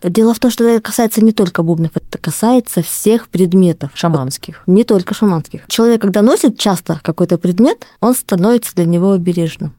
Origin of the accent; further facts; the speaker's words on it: Oroch people of Khabarovsk Krai, Russia; так как сама принадлежу коренному малочисленному народу Хабаровского края к орочам.